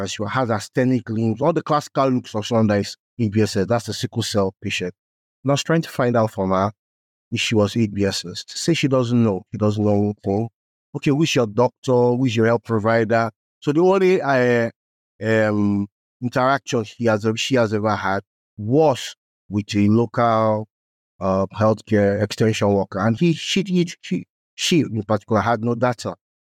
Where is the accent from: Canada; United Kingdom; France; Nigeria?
Nigeria; I was born in Nigeria.